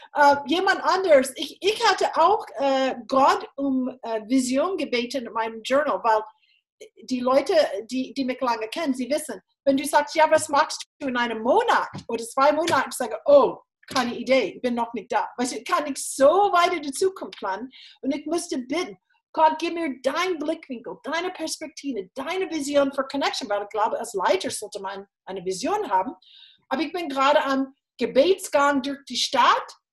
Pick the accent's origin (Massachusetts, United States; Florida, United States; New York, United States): Florida, United States; German is a second language; moved away as an adult; also born or lived in Texas / Jena, Germany; now in Germany; ich bin in Florida aufgewachsen mit zwei Brüdern